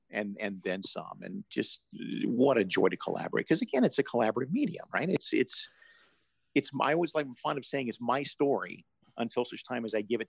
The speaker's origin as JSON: {"language": "English", "region": "Deep South", "country": "United States", "tie": "born or raised there", "said": "I grew up in the Deep South"}